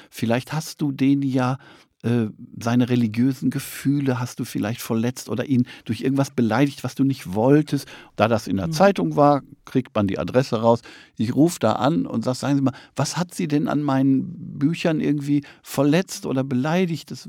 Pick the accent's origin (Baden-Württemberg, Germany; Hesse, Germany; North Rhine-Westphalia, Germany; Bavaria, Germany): North Rhine-Westphalia, Germany; moved away; also born or lived in East Frisia; Ich komme aus Nordrhein-Westfalen